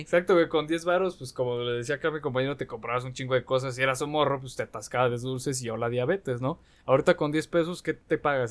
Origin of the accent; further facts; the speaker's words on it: Aguascalientes, Mexico; los que somos de aquí de Aguascalientes